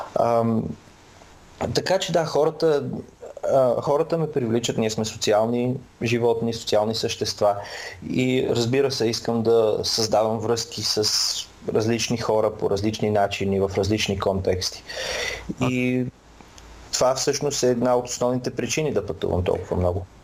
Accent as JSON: {"language": "Bulgarian", "town": "Samokov", "region": "Sofia Province", "country": "Bulgaria", "moved": "as an adult", "lives_now": "England", "said": "Аз съм от Самоков"}